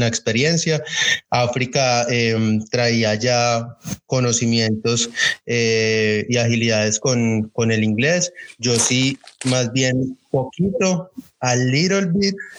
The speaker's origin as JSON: {"language": "Spanish", "country": "Colombia", "moved": "yes", "said": "desde que salimos de Colombia"}